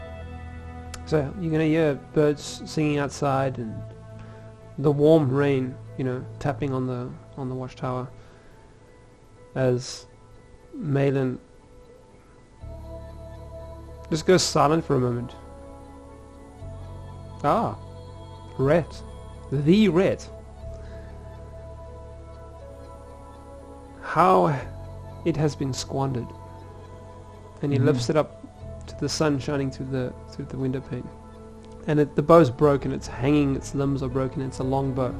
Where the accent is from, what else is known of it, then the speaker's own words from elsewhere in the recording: South Africa; I'm South African, but John, I don't know if you can probably tell from my accent